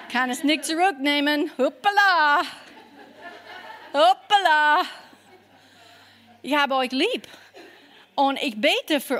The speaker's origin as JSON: {"language": "German", "region": "Kentucky", "country": "United States", "second_language": "German", "moved": "yes", "lives_now": "Germany", "said": "ich komme aus Kentucky und ich habe nicht viel an mich selber geglaubt, ja."}